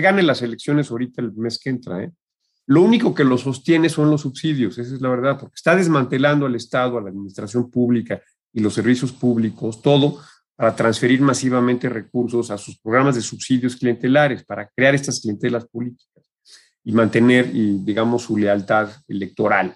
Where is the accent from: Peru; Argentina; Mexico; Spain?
Mexico; como mexicano y como ambientalista